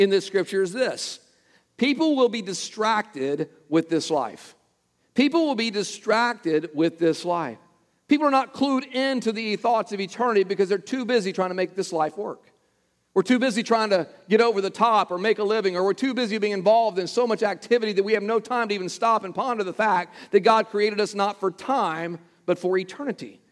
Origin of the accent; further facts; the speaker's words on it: Texas, United States; close to my hometown in Texas